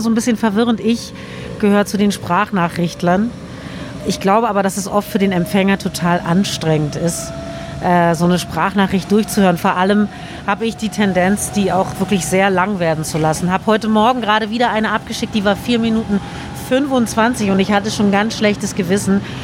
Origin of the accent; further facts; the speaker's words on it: Berlin, Germany; in Berlin bzw. Kreuzberg, da wo ich aufwuchs